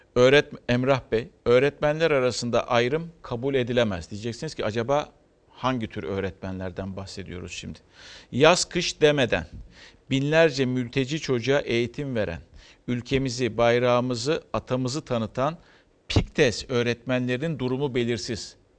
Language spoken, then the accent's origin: Turkish; Turkey; Bu toprakta büyüdük, doğduk, büyüdük ve bu toprakta ölecek insanlarız